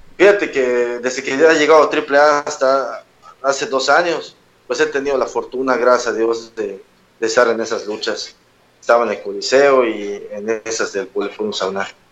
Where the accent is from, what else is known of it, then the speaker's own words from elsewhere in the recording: Yucatán, Mexico; soy luchador yucateco